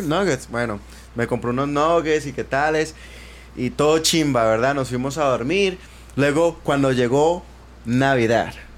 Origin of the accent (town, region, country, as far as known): Colombia; moved away as an adult; now in United States